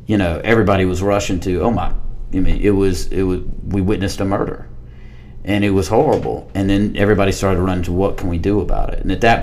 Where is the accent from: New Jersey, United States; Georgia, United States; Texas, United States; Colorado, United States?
Georgia, United States; Harris County; I'm from small town, Georgia. I'm from Harris County, Georgia